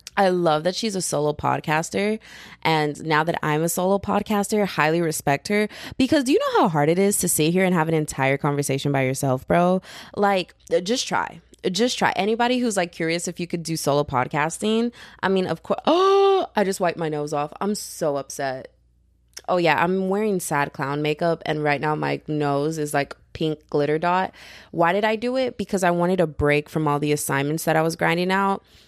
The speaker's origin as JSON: {"language": "English", "region": "Texas", "country": "United States", "said": "I'm from Texas. I'm a Texas girl"}